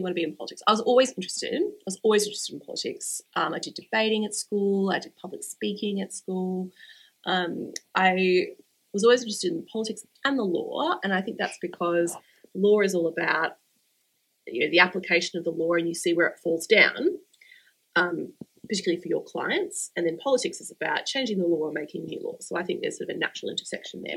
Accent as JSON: {"language": "English", "town": "Brisbane", "region": "Queensland", "country": "Australia", "tie": "born or raised there", "said": "my hometown"}